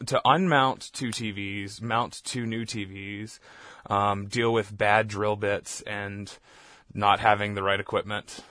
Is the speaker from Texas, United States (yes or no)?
yes; Southeast Texas, United States; moved away; I grew up in Southeast Texas.